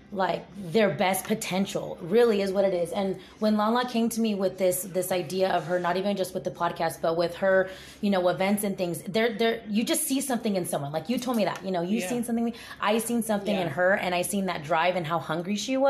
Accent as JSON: {"language": "English", "region": "California", "country": "United States", "moved": "as an adult", "said": "I'm originally from California"}